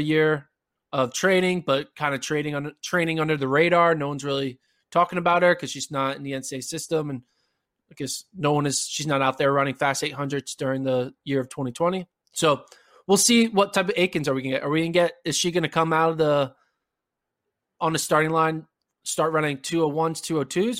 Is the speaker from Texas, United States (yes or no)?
no; Pennsylvania, United States; I'm back in my hometown where I grew up